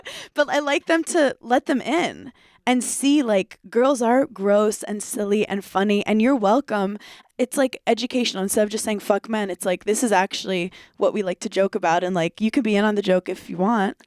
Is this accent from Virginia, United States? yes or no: no; New York City, New York, United States; also born or lived in Wisconsin; I grew up in New York where like all my friends were funny